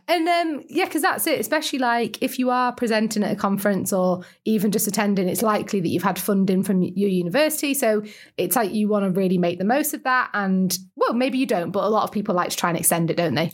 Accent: Lake District, North West England, United Kingdom; I'm from the Lake District

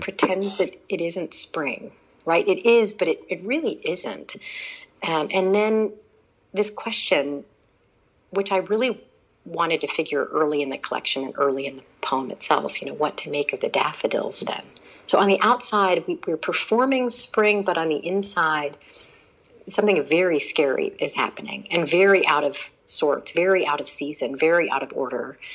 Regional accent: Houston, Texas, United States; moved away; same district where I went to school in Houston, Texas. And I told Teach for America I would go almost anywhere. They kept me in my hometown.

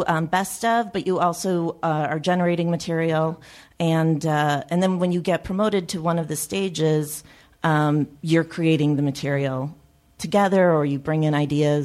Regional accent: Chicago, Illinois, United States; I grew up in Chicago, and we went to the Second City since I was a little kid

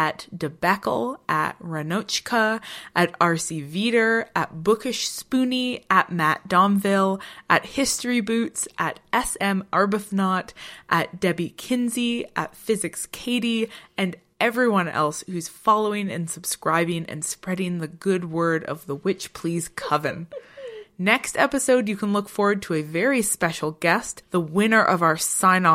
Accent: Ottawa Valley, Ontario, Canada; accent: Ottawa Valley; my Ottawa Valley accent

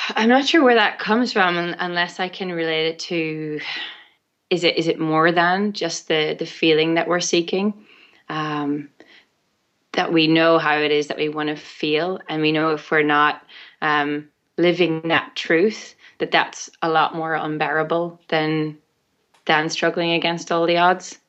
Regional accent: Ireland; born or raised there

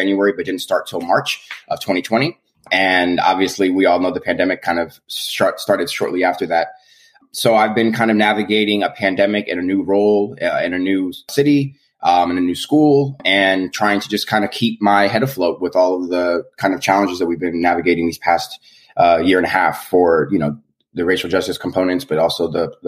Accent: Los Angeles, California, United States; moved away as an adult; also born or lived in Pennsylvania / New York; born and raised in Los Angeles, California. Came to PA for college in 2007

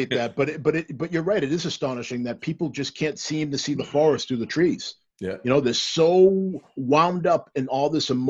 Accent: Stoughton, United States; I am I'm black, mm-hmm. but I grew up in Stoughton, old Stoughton, that is no was nowhere near as diverse as where where we are now.

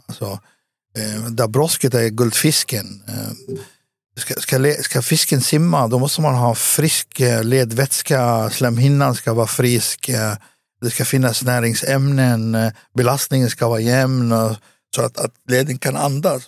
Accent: Västerås, Västmanland, Sweden; also born or lived in Beirut, Lebanon / Cyprus; jag växte upp i, i Västerås

